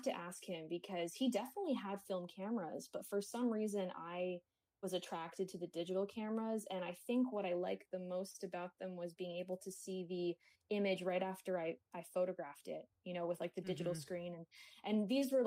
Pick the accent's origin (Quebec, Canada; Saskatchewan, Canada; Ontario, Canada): Ontario, Canada; Kingston; now in Toronto, Canada; I was born in Kingston, Ontario, which is a few hours away from Toronto.